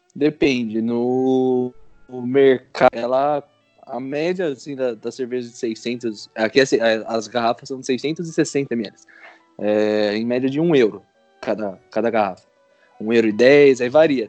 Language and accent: Portuguese; Brazil; moved away as an adult; also born or lived in Canada; no Brasil eu era apenas um serralheiro/estudante tentando juntar dinheiro para pagar a faculdade